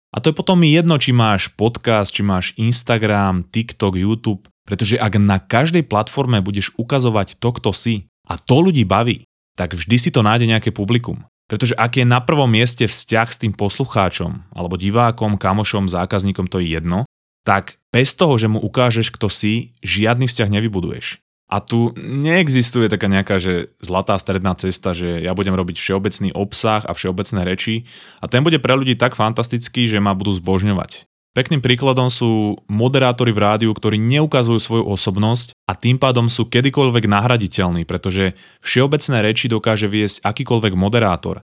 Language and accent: Slovak; Slovakia; moved away as an adult; now in Vancouver, Canada; som v skutočnosti zo Slovenska